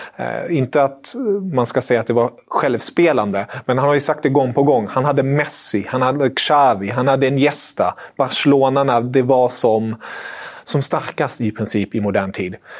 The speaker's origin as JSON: {"language": "Swedish", "country": "Germany", "said": "jag är tysk"}